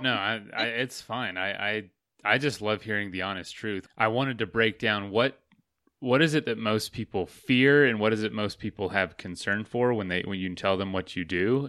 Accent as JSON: {"language": "English", "region": "Florida", "country": "United States", "moved": "yes", "said": "I'm from Florida"}